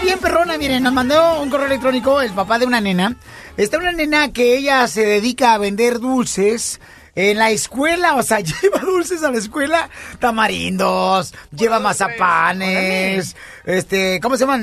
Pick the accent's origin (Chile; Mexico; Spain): Mexico; Jalisco; now in United States; soy de Jalisco.